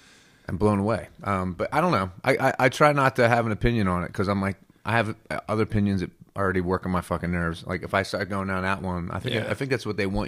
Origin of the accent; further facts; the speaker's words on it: New Jersey, United States; I mean, I listened to that show a lot because I grew up in South Jersey.